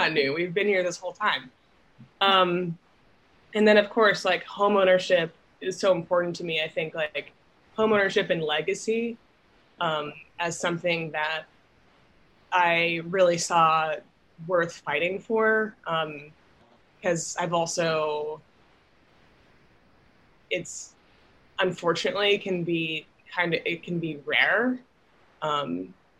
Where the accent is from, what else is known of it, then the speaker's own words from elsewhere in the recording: New York City, New York, United States; I'm from Manhattan, lived there my whole life, like many generations going back